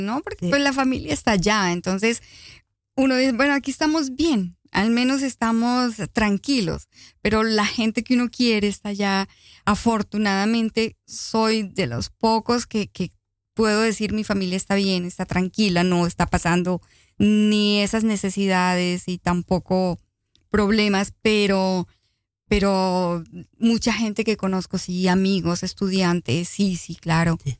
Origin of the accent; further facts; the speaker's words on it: Colombia; now in Netherlands; somos colombianos